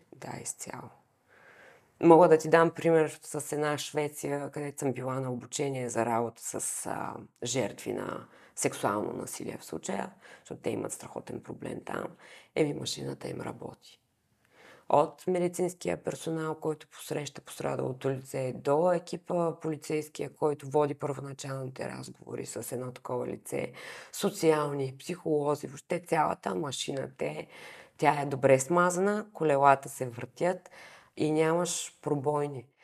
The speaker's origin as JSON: {"language": "Bulgarian", "town": "Varna", "region": "Varna Province", "country": "Bulgaria", "tie": "born or raised there", "said": "аз съм от Варна, и всички в квартала се познавахме"}